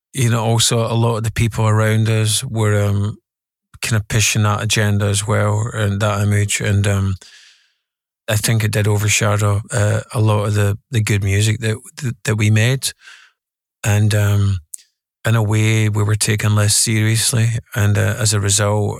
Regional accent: Glasgow, Scotland, United Kingdom; the Scotland, um, working class culture that I grew up in was very, very, very mature

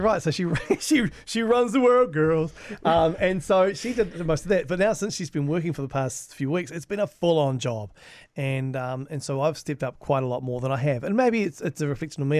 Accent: Hastings, Hawke's Bay, New Zealand; growing up in Hastings was fr-, pretty, pretty traditional

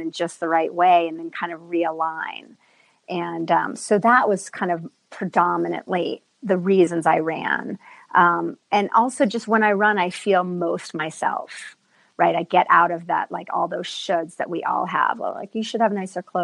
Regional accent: East Coast, United States; moved away as an adult; now in Santa Fe, United States; the East Coast where I grew up

